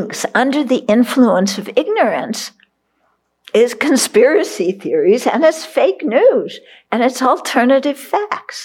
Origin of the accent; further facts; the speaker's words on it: California, United States; I grew up in California, so Beverly Hills.